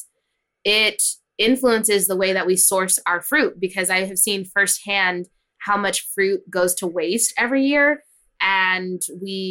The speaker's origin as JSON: {"language": "English", "town": "Hanford", "region": "California", "country": "United States", "tie": "born or raised there", "said": "I grew up in a small town called Hanford. It's in the Central Valley of California"}